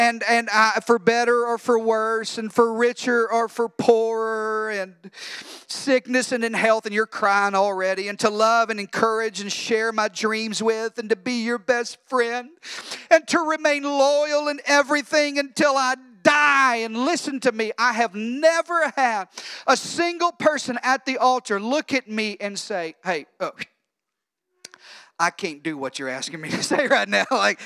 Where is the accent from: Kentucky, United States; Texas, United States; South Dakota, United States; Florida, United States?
Texas, United States; we're from Texas